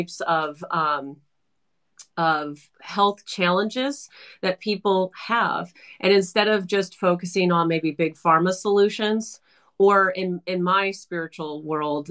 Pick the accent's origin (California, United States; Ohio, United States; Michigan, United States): California, United States; I was born and raised in California, so I'm like I have an aversion to cold, but I'm in Toronto at the moment right now